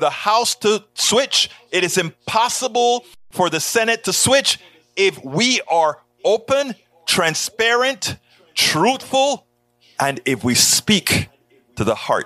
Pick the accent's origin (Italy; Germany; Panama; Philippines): Panama; moved away; I'm from Panama, who you guys like to call the Banana Republic, the third world